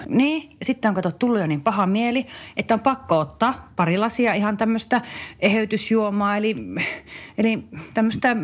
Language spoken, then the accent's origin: Finnish; Varkaus, North Savo, Finland; Meillä Varkaudessa